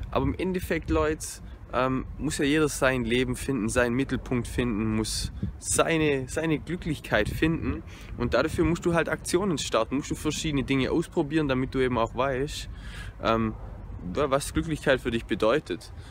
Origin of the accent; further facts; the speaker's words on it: Konstanz, Baden-Württemberg, Germany; now in Dresden, Germany; Und ich komme ja aus dem Süden, ich komme aus Konstanz, das heißt ähm, sieben Stunden Distanz.